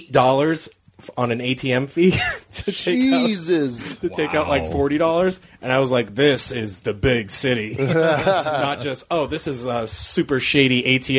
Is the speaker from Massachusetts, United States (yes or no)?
yes; Cape Cod, Massachusetts, United States; we grew up on Cape Cod, Massachusetts